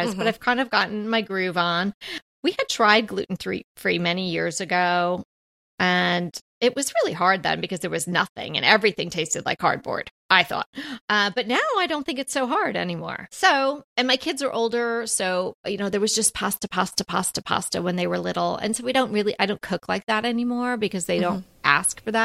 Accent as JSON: {"language": "English", "region": "New York", "country": "United States", "said": "I'm from New York. I know what a real bagel is supposed to taste like"}